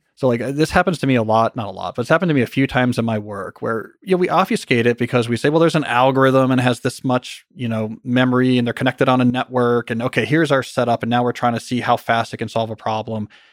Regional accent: New Jersey, United States; now in Montgomery County, United States; where I grew up in New Jersey

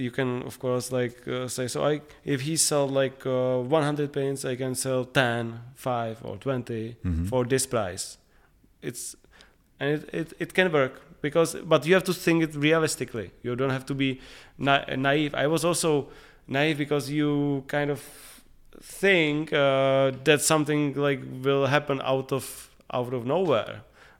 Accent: Prague, Czechia; like we are growing up in Prague, everybody knows each other.

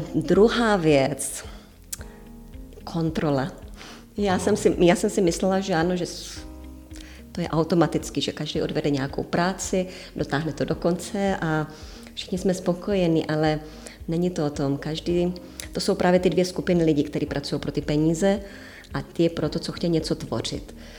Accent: Czechia; now in Cyprus; jsem prdlá Češka

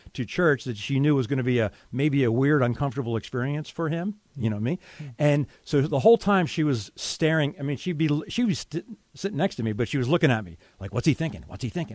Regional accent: Philadelphia area, Pennsylvania, United States; moved away as an adult; I moved back with my parents at the age of 33. So I was looking for a job in the Philadelphia area

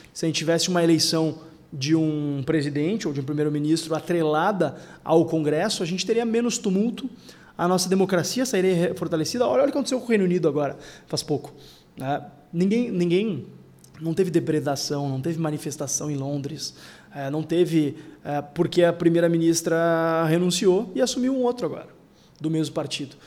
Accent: Porto Alegre, Rio Grande do Sul, Brazil; eu sou da única cidade do Rio Grande do Sul em que ninguém se importa de onde tu é, que é a capital

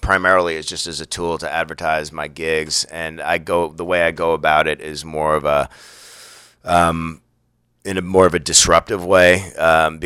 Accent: United States; I'm an American dude

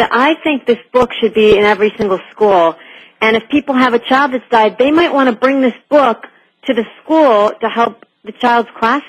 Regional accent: New York, United States; also born or lived in Connecticut; We moved from Connecticut to upstate New York, and it was huge for me because I loved the school I was in, and I had a lot of friends, and moving was a big transition.

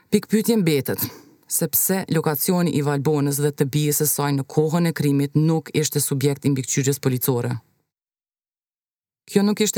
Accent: Pristina, Kosovo; Jemi nga Prishtina.

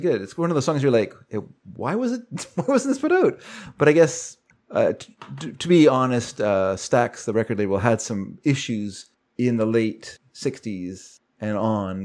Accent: Vancouver, British Columbia, Canada; when I was a kid, I grew up here in Vancouver.

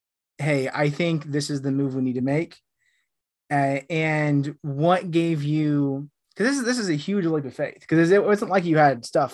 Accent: United States; now in United Kingdom; I'm living in the UK right now. I'm from the States.

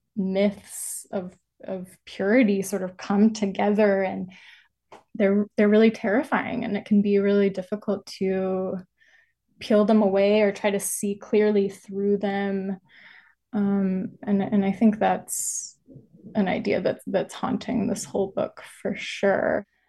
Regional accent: Birmingham, Alabama, United States; growing up in Birmingham, Alabama

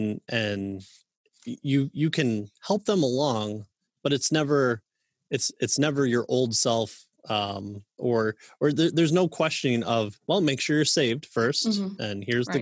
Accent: Midwest, United States; I'm a Midwesterner

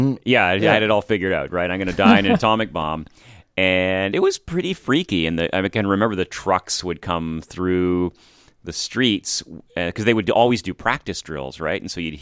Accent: Lahr, Baden-Württemberg, Germany; when we were growing up in Lahr, which was a Canadian Forces base in Germany, it was always on 20-minute alert

